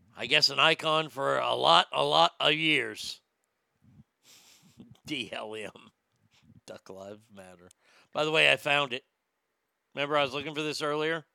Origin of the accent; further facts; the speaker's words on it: Texas, United States; my home state of Texas.